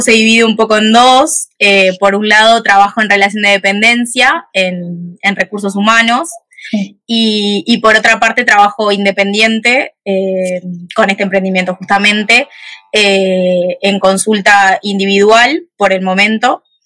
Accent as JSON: {"language": "Spanish", "region": "Montevideo", "country": "Uruguay", "said": "soy de Uruguay, de Montevideo"}